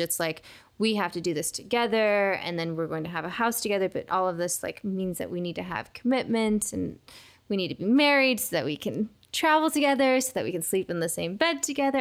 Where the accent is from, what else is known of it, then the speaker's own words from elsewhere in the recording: Seattle, Washington, United States; moved away as an adult; now in Los Angeles, United States; I've never lived in Turkey. I was raised in Seattle